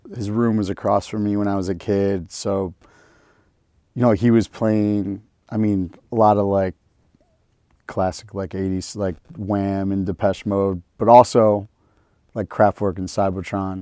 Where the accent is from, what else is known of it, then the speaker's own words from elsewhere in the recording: Detroit, Michigan, United States; moved away; three generations of Detroit Jews